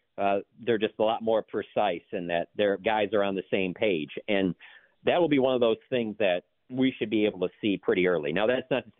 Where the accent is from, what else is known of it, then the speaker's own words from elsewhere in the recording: Detroit, Michigan, United States; I'm coming from Detroit